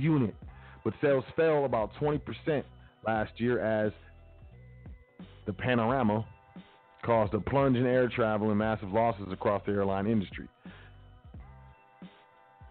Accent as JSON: {"language": "English", "country": "United States", "tie": "born or raised there", "said": "I grew up in America"}